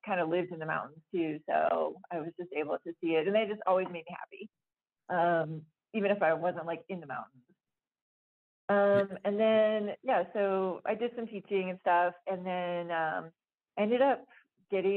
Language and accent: English; Florida, United States; moved away as an adult; also born or lived in Flagstaff, Arizona; I grew up in Florida